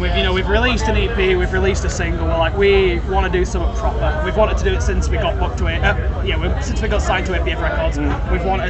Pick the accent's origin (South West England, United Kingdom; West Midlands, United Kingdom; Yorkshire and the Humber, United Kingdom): Yorkshire and the Humber, United Kingdom; we're from West Yorkshire